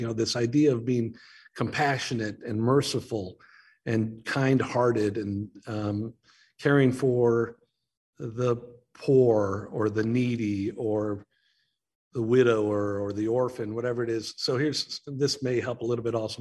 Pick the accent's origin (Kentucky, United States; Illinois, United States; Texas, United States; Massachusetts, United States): Illinois, United States; Naperville; now in Chicago, United States; I grew up in Naperville back when it was a small farm town of like 30,000 people